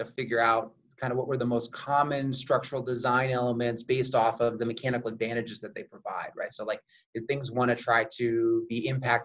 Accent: Oregon, United States; moved away as an adult; also born or lived in San Diego, California; now in Utah, United States; I actually originally grew up in Oregon

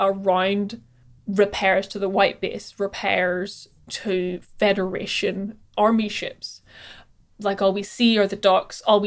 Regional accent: Belfast, Northern Ireland, United Kingdom; growing up in Belfast in the 90s and 2000s

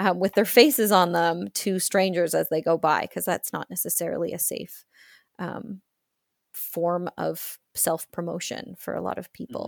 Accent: Australia; accent: Australian; my Australian accent

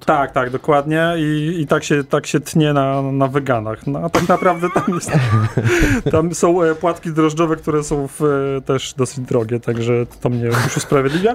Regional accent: Opole Voivodeship, Poland; ja pochodzę z Opolszczyzny, ale też mam z Górnego Śląska rodzinę

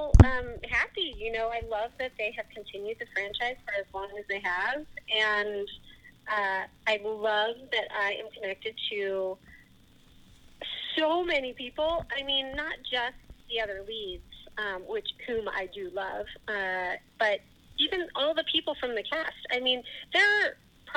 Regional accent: Chesterfield, Missouri, United States; also born or lived in Indianapolis, Indiana; then we moved to Chesterfield, and I went to Highcroft Ridge for elementary school, and then Parkway Central

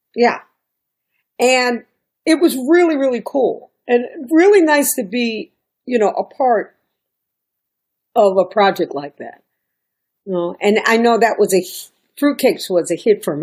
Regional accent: New York, United States; moved away as an adult; also born or lived in Miami; I'm a New Yorker at this time. I'm still New York

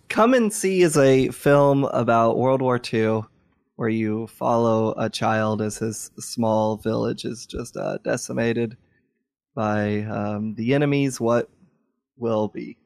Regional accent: Louisville, Kentucky, United States; my hometown, Louisville, Kentucky, the greatest city and the greatest state on earth

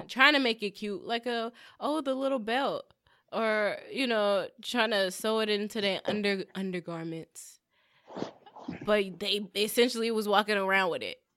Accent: Southern California, United States; we're from SoCal? We're from California

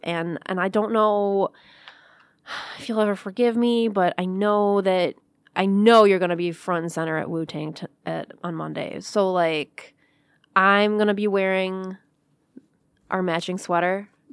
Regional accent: Clawson, Michigan, United States; I grew up in Clausen

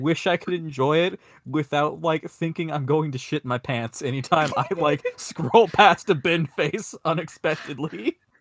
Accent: Atlanta, Georgia, United States; now in Maryland, United States; growing up in Atlanta

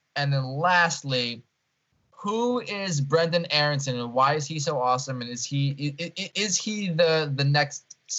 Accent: Elizabeth, New Jersey, United States; where I grew up. I grew up in Elizabeth.

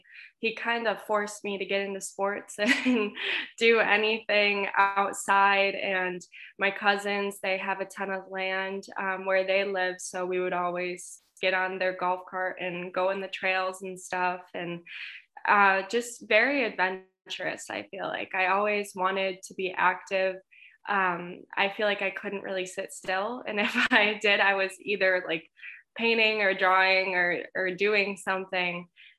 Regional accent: Syracuse, New York, United States; I'm from Syracuse, New York. I grew up here, and It's a good little area. It's small, but there's a lot of people.

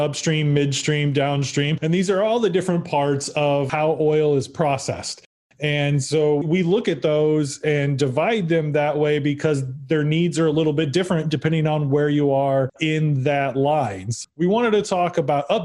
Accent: Midwest, United States; we're the Midwesterners

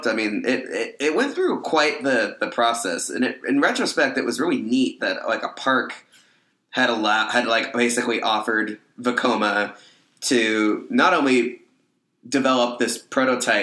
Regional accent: Bay Area, California, United States; growing up in the Bay Area

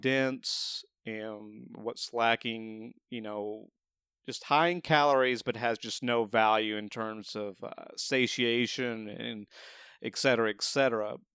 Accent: the South, United States; being from the South

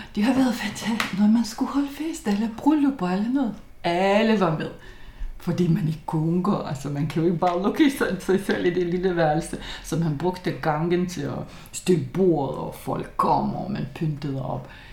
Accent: Lithuania; Danish is a second language; moved away as an adult; also born or lived in Copenhagen Nordvest, Denmark; now in Denmark; jeg er litauer. Jeg er kommet til Danmark som 20-årig

